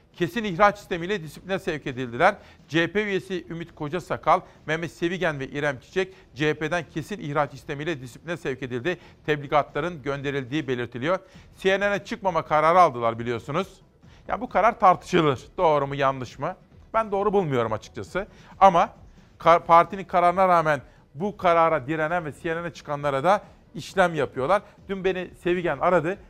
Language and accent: Turkish; Kütahya, Turkey; moved away; also born or lived in Ankara; benim memleketime Kütahya'ya